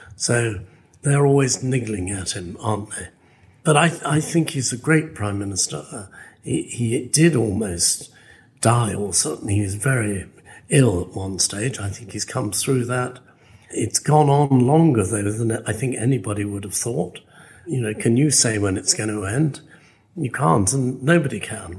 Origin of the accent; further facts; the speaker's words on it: West Midlands, United Kingdom; I'm English. I'm from this neck of the woods, which is the Midlands.